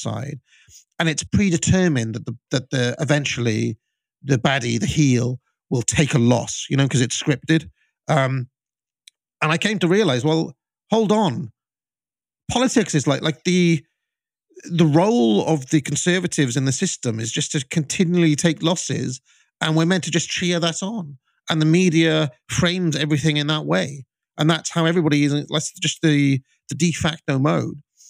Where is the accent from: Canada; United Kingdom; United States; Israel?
United Kingdom; growing up in Britain in the 90s and, you know, 2000s